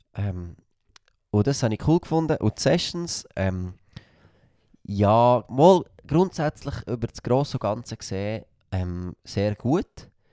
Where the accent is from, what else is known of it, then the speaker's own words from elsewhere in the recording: Frutigen, Bern, Switzerland; accent: Frutiger Dialekt; ich bin stolz auf meinen Dialekt